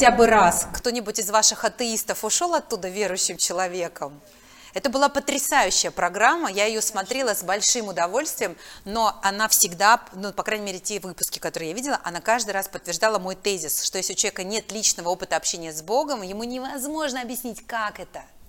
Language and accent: Russian; Makiivka, Donetsk Oblast, Ukraine; moved away; Я же выросла в Макеевке, в Донецке.